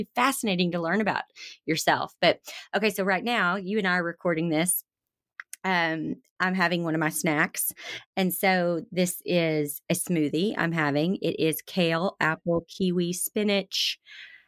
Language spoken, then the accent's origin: English; the South, United States; I come from the South where everything is deep fried and comes with a side of ranch